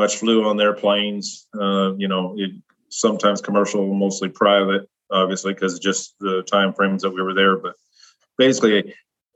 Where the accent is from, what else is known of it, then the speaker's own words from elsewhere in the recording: Nebraska, United States; I grew up in the Midwest in Nebraska, and I grew up on a farm.